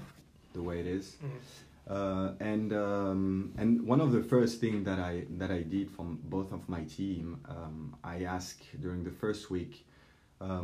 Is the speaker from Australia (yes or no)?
no; Paris, Île-de-France, France; moved away; also born or lived in French Alps; I grew up in Paris, and then I had the chance to move around the French Alps